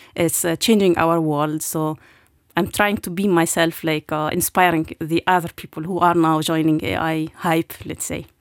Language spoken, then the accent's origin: English; Jordan; moved away as an adult; also born or lived in Lebanon / Palestine / Germany; now in Luxembourg; I was born in Lebanon uh, during the 80s, uh, where was uh, also wartime in, in Lebanon. And then we moved to Jordan, where I grew up.